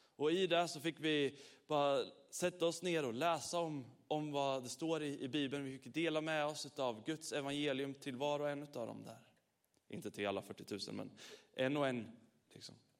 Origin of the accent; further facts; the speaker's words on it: Sweden; vi är från Sverige